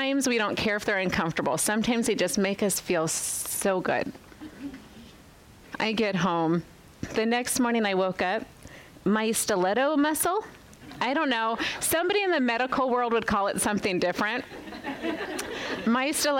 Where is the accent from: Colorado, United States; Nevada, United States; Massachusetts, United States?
Nevada, United States; Las Vegas; moved away as an adult; I was born and raised in Las Vegas, Nevada, lived there for 36 years